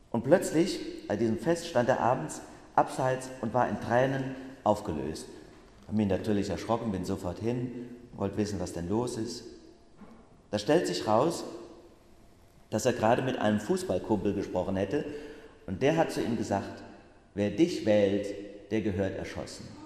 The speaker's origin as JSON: {"language": "German", "town": "Bacharach", "region": "Rhineland-Palatinate", "country": "Germany", "tie": "born or raised there", "said": "weil ich am vergangenen Wochenende, da hatte ich ja frei, in Bacharach in meinem Heimatort ein Erlebnis hatte."}